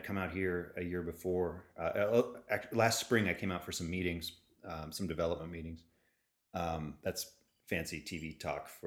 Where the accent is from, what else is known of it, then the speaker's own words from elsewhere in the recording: California, United States; moved away as an adult; also born or lived in New York; Because I'm a Californian. My wife is a Californian